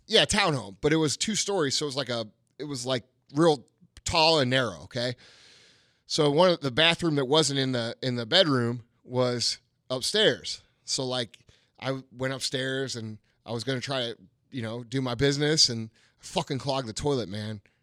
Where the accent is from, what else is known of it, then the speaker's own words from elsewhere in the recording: St. Louis, Missouri, United States; I'm this motherfucker from Saint Louis